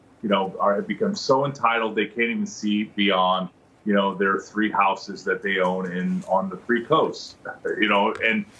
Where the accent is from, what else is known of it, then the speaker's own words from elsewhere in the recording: Iowa, United States; my home state of Iowa